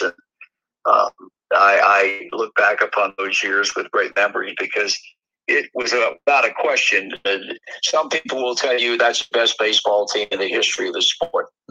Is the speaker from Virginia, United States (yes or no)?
yes; Portsmouth, Virginia, United States; moved away; I was born and raised in Portsmouth and went to school there